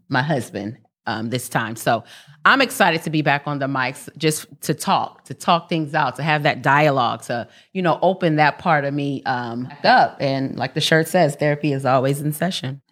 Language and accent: English; New York City, New York, United States; moved away; also born or lived in California; I'm born and raised in Harlem, New York, 140th in Lenox